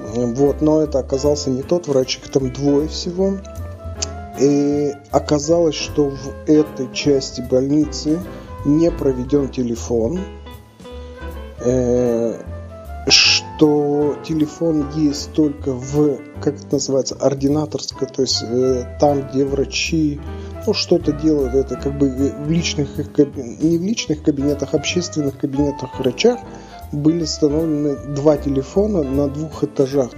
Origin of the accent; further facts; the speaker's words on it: Tyumen, Tyumen Oblast, Russia; moved away; в тех местах, где откуда я родом